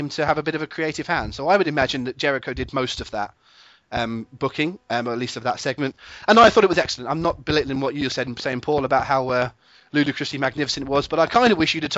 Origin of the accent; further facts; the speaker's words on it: England, United Kingdom; I am an Englishman